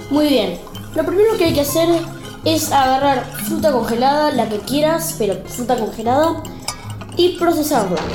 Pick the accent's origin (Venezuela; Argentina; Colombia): Argentina; Y tengo 10 años y soy de Argentina.